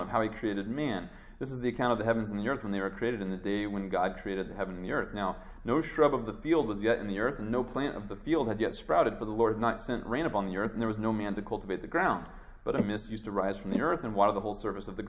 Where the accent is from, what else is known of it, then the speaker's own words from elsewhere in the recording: Midwest, United States; the stuff that I grew up with in the Midwest